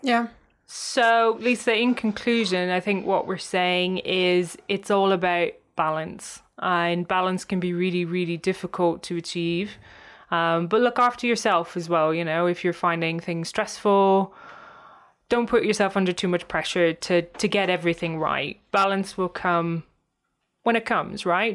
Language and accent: English; Cork, Munster, Ireland; moved away as an adult; also born or lived in San Francisco, United States; now in London, United Kingdom; my hometown, um, which is Cork in Ireland